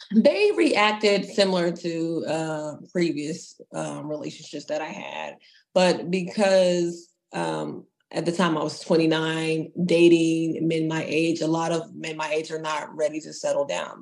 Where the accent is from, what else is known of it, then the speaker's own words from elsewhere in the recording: Texas, United States; I am a girl from Texas